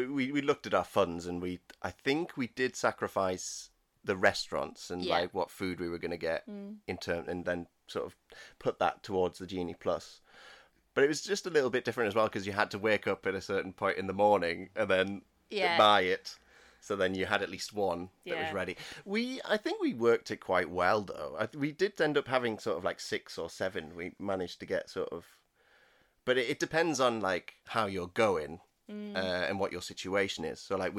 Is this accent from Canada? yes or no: no; Newcastle, North East England, United Kingdom; so I'm from Newcastle